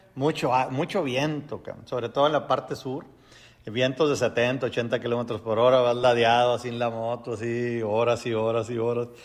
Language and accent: Spanish; Mexico; soy mexicano.